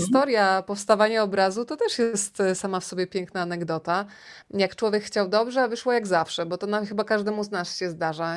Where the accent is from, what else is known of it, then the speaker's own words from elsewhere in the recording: Rzeszów, Subcarpathian Voivodeship, Poland; moved away as an adult; also born or lived in Warsaw; jestem z Rzeszowa